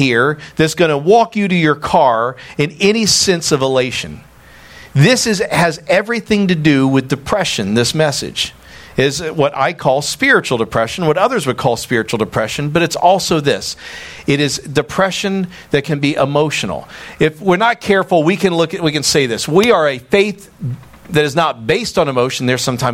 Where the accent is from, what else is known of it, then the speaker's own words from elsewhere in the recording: United States; I'm walking in as an American who loves my country.